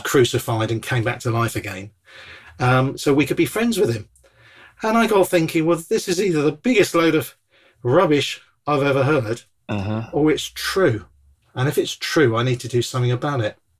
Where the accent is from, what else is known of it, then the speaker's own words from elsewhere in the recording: Bournemouth, South West England, United Kingdom; I come from Bournemouth originally, beautiful town on the south coast